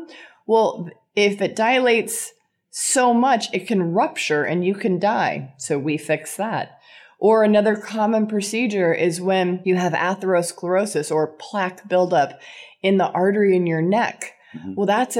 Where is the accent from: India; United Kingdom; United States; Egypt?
United States; California; So I grew up in Southern California. at the time of, yes, the Valley Girl. And I was in the Valley in the 80s.